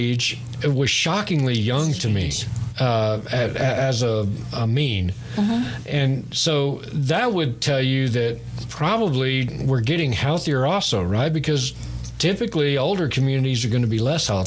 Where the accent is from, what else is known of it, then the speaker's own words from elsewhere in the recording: East Texas, United States; I'm from East Texas, so I'm the last generation that grew up, at least part of my life, eating fresh produce raised at home or in town